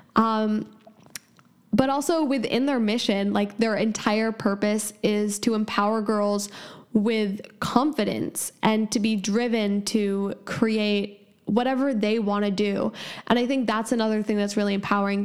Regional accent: San Francisco, California, United States; I'm 17 and from San Francisco, California

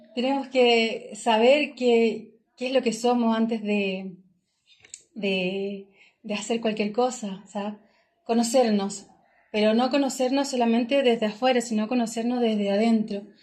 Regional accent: Chillán, Ñuble, Chile; moved away as an adult; soy oriunda de Chillán, del sur de Chile

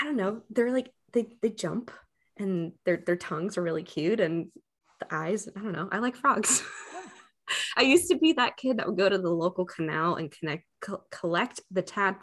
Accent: Miami, Florida, United States; I was born and raised in Miami

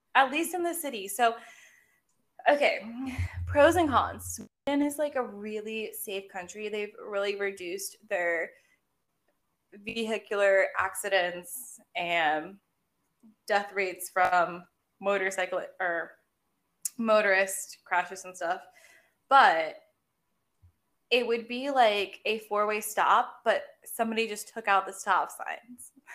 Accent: United States; as an American

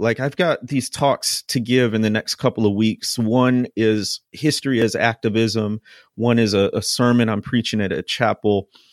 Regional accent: Chicago, Illinois, United States; now in Mississippi, United States; I grew up in the Midwest, in the Chicagoland area

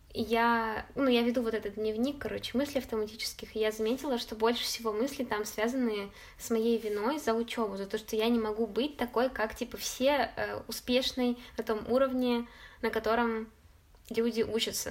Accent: Chelyabinsk, Chelyabinsk Oblast, Russia; moved away as an adult; also born or lived in Saint Petersburg; о Челябинске, о доме, что я когда-нибудь точно туда вернусь

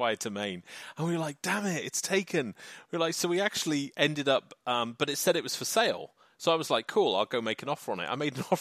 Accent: England, United Kingdom; So I'm an Englishman. I am from the UK, which is the United Kingdom, but I'm an Englishman

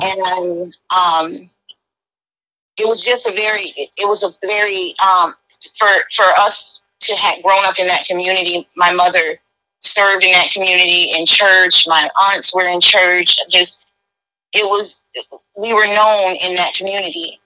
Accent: Sarasota, Florida, United States; now in Tampa, United States; I'm originally from Sarasota, Florida, but I live in um, I'm in Tampa, Florida now.

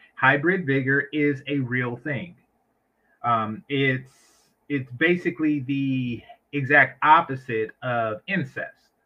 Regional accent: San Francisco Bay Area, California, United States; I'm from the Bay

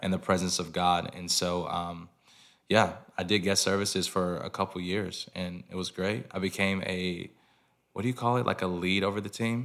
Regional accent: Lawrenceville, Georgia, United States; moved away; also born or lived in Nashville; I'm from Lawrenceville, Georgia, which is thirty minutes, uh, north of Atlanta.

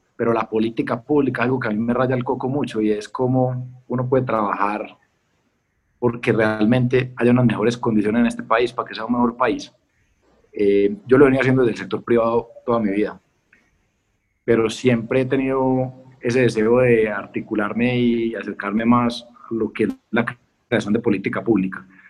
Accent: Colombia

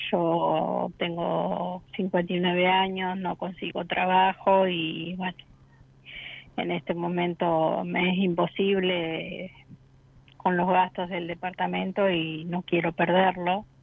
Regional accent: Rosario, Santa Fe, Argentina; De Rosario.

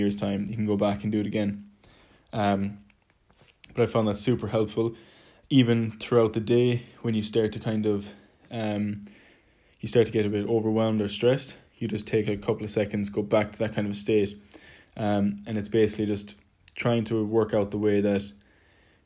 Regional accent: Ireland; moved away; also born or lived in London; being Irish, we naturally speak quite quickly

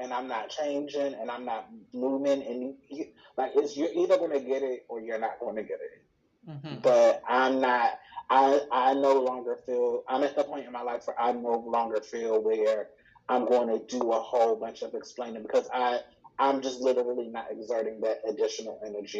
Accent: Baltimore, Maryland, United States; also born or lived in Columbus, Georgia; So I am from Baltimore. We moved to Baltimore when I was in the third grade, but I'm from Maryland, mm-hmm. From like the Baltimore, Washington metro area

